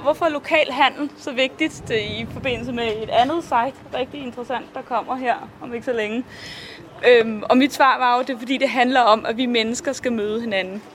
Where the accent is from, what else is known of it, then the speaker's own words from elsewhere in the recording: Viborg, Central Denmark Region, Denmark; jeg kommer fra Viborg